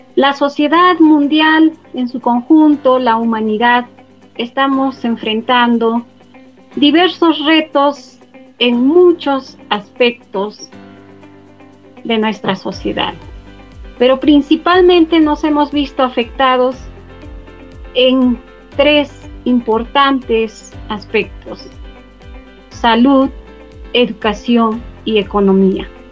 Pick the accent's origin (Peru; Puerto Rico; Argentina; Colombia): Peru; Como todo peruano, nos caracterizamos por ser creativos, emprendedores